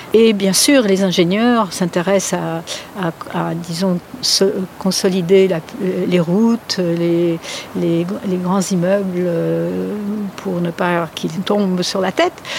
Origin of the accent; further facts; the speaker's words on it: France; moved away as an adult; now in California, United States; j'ai grandi en France